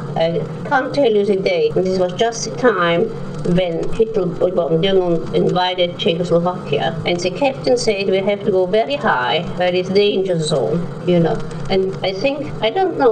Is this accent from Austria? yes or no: yes; Vienna, Austria; born or raised there; accent: Viennese; English is a second language; moved away as an adult; now in Birmingham, United Kingdom